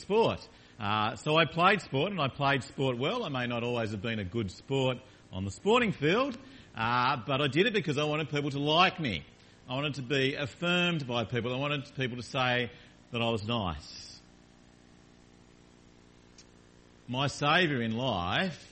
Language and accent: English; Launceston, Tasmania, Australia; I grew up in Tasmania in a town called Launceston in a family, mum and dad and a sister